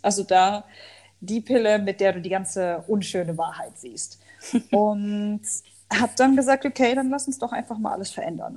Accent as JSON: {"language": "German", "town": "Hanover", "region": "Lower Saxony", "country": "Germany", "also_born_or_lived": "Al Ain, United Arab Emirates / Dubai, United Arab Emirates", "moved": "as an adult", "said": "Also ich komme ursprünglich aus Hannover, habe dort auch Sozialwissenschaften studiert"}